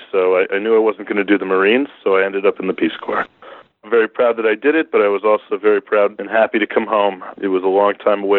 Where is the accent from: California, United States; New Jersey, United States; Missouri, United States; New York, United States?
New Jersey, United States; Northern; I'm from Northern New Jersey.